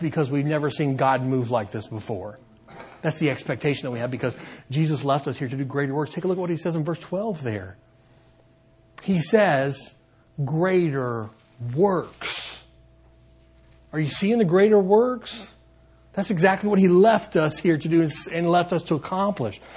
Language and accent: English; Benton, Kentucky, United States; I uh, grew up in a town called Benton, Kentucky